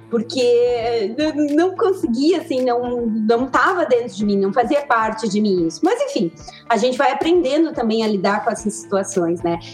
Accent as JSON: {"language": "Portuguese", "town": "Pelotas", "region": "Rio Grande do Sul", "country": "Brazil", "tie": "born or raised there", "also_born_or_lived": "Três Rios, Rio de Janeiro", "said": "Sou nascida em Três Rios, no Rio de Janeiro, mas vim para Pelotas. Pelotas é sul do Rio Grande do Sul muito pequenininha, né? Com dois anos e pouco."}